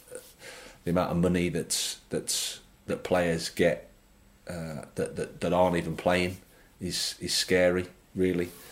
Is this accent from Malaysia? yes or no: no; Birmingham, West Midlands, United Kingdom; moved away as an adult; I started off at Birmingham City. It was great. as my hometown club